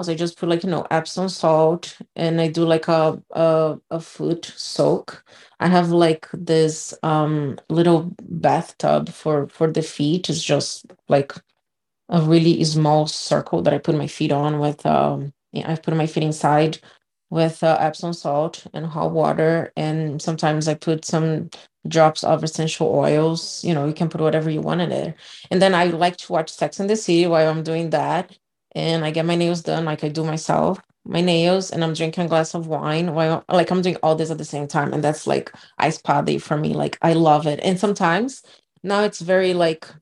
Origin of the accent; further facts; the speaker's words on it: Brazil; moved away; I grew up in Brazil